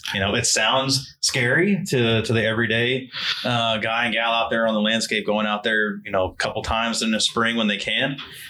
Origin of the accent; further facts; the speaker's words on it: Northeast, United States; being from the Northeast.